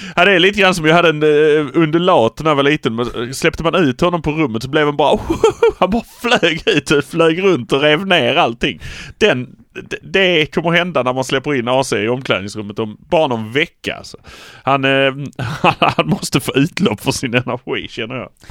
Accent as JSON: {"language": "Swedish", "town": "Malmö", "region": "Skåne", "country": "Sweden", "said": "Vi är från Malmö"}